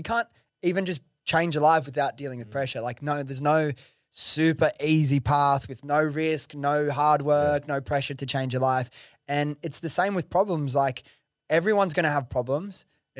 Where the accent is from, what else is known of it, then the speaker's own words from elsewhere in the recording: Prestons, New South Wales, Australia; Dude, I grew up in fucking Western Sydney. I grew up in Preston's, bro.